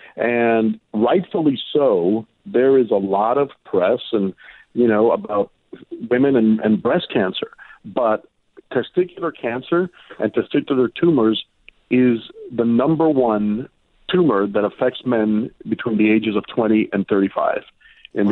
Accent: Miami, Florida, United States; when I grew up in Miami

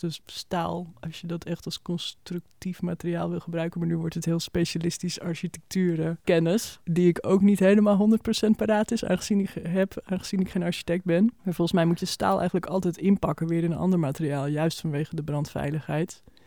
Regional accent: Almere, Flevoland, Netherlands; now in Amsterdam, Netherlands; we zijn allebei opgegroeid in Almere

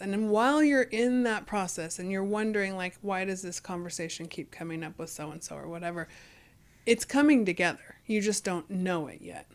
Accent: Fresno, California, United States; growing up in Fresno

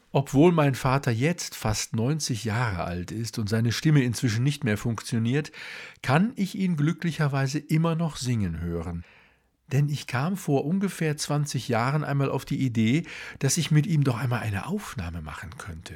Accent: Duisburg, North Rhine-Westphalia, Germany; now in Munich, Germany; Geboren wurde ich 1960 im Sternzeichen des Skorpions in Duisburg genauer gesagt in Walsum, einem damals noch selbstständigen Ort, der vom Steinkohlebergbau lebte.

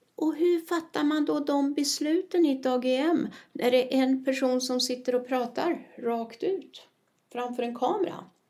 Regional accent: Sweden; now in Spain; jag är svenska

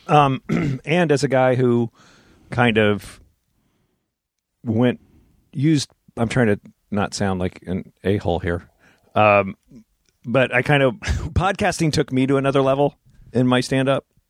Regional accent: New Jersey, United States; my friend who I grew up with in Jersey

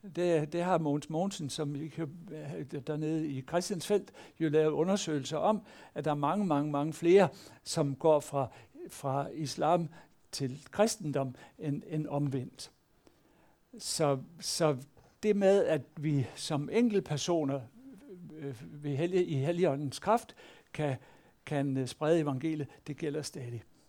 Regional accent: Denmark

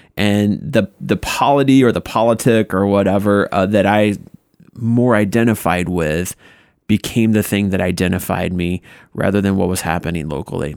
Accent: Paulding, Ohio, United States; I'm from Paulina, Ohio

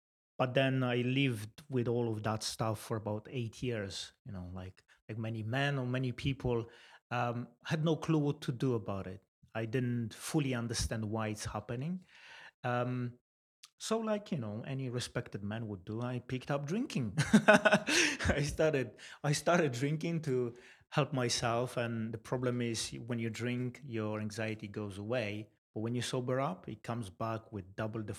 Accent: Poland; moved away as an adult; now in Swindon, United Kingdom; I was born in Poland 34 years ago, and I moved to UK about 12 years ago, 2007

